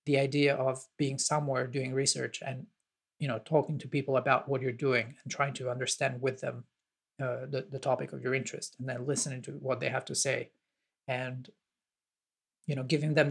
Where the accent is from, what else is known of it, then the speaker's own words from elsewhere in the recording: Italy; I'm from Italy